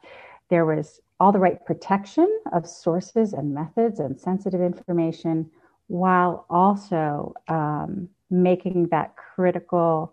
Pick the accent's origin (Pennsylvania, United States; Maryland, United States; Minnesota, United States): Maryland, United States; Baltimore; I grew up in Baltimore, not far from Fort Meade